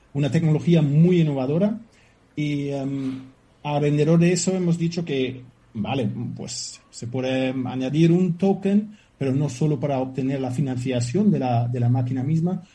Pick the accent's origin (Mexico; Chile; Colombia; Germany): Germany; Spanish is a second language; moved away as an adult; now in Fuerteventura, Spain; Soy alemán